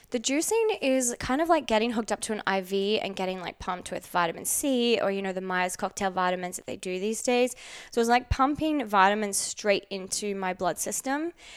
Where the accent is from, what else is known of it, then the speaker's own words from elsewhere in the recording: Australia; now in Los Angeles, United States; I grew up in Outback, Australia with the Aboriginal people